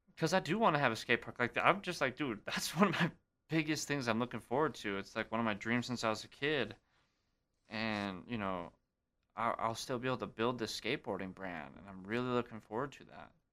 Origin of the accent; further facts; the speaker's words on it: Great Falls, Montana, United States; Great Falls, Montana, my hometown.